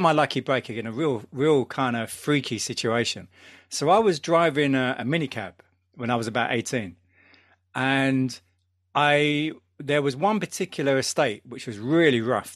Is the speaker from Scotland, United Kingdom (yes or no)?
no; London, United Kingdom; I grew up in London